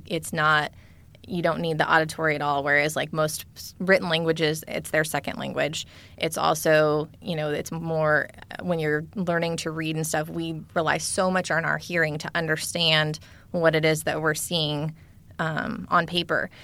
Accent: California, United States; I grew up in California

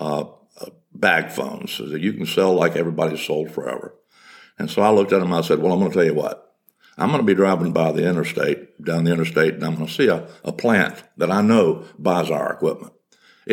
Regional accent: Salisbury, North Carolina, United States; also born or lived in Myrtle Beach, South Carolina; I came back to my hometown, Salisbury, North Carolina

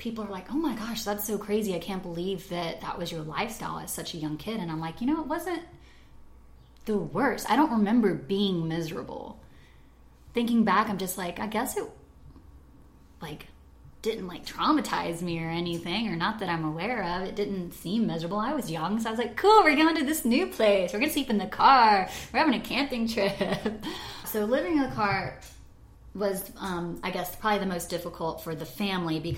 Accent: Atlanta, Georgia, United States; also born or lived in Marietta, Georgia; I was born in Atlanta, or just like slightly outside of Atlanta, in Kennistone Hospital, which is Marietta, Georgia

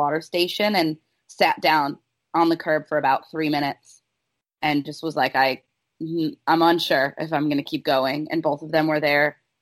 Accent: Chicago, Illinois, United States; moved away; I'm from Chicago originally

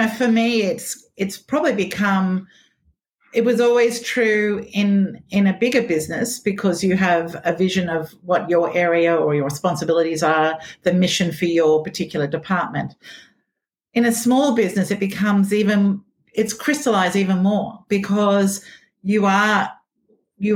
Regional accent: Australia; I was from Australia

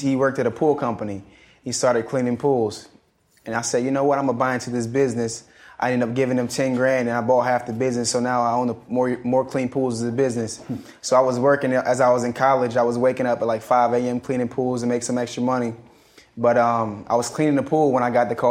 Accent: Charleston, South Carolina, United States; also born or lived in Atlanta, Georgia; my hometown is Charleston, South Carolina.

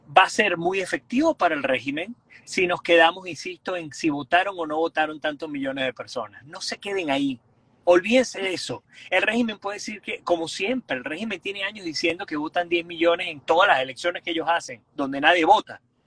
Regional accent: Caracas, Capital District, Venezuela; yo soy caraqueño también

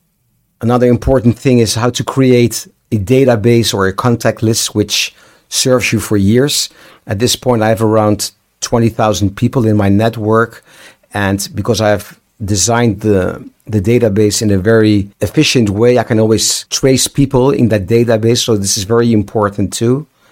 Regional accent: Amsterdam, North Holland, Netherlands; I'm from Amsterdam.

